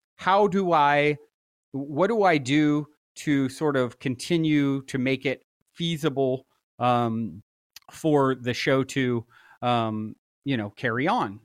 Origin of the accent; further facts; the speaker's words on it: East Coast, United States; now in Los Angeles, United States; I grew up on the East Coast